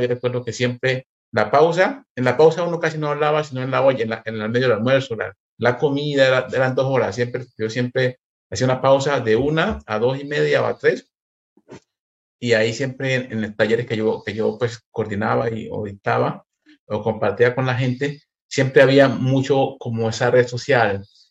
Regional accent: Chocó, Colombia; moved away as an adult; also born or lived in Quito / Bogotá; now in Berlin, Germany; yo soy del Chocó, vivíamos en Quito, en, entre Quito y Bogotá

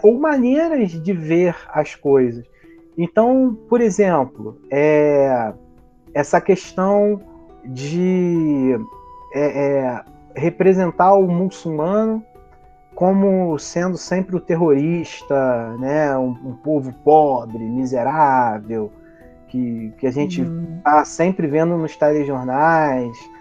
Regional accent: Brazil; enquanto brasileiros

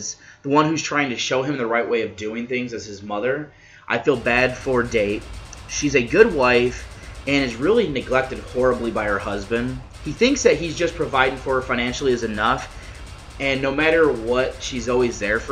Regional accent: United States

